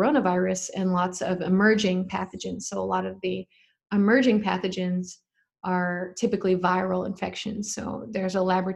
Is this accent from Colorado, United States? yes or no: yes; Colorado, United States; I'm from Colorado